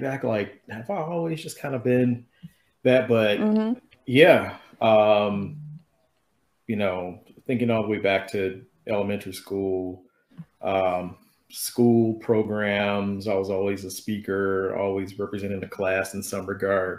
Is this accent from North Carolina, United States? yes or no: no; Detroit, Michigan, United States; moved away as an adult; also born or lived in Colorado; now in Chicago, United States; born and raised in Detroit